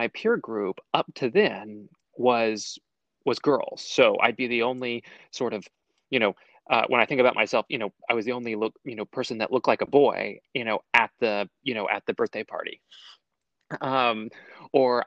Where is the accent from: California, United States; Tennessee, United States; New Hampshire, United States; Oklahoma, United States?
Oklahoma, United States; Texas County; I'm from Texas County, Oklahoma, which was literally, right on the other side of the border there